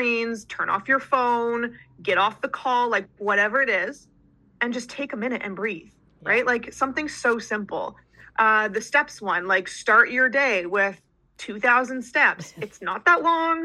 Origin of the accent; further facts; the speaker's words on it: Canada; I'm Canadian